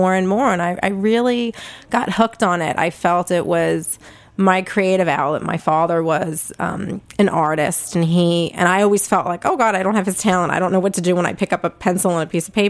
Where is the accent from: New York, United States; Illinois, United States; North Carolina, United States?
New York, United States; New York City; accent: Brooklyn; I don't know if my Brooklyn accent is coming through loud and clear, but I am a native Brooklyn gal. I grew up back in the day, we called it South Brooklyn, Red Hook